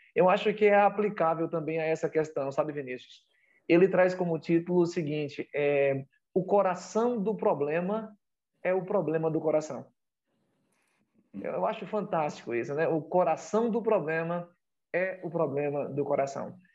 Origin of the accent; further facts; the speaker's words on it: Bahia, Brazil; a minha terra, a minha região, o meu estado, a Bahia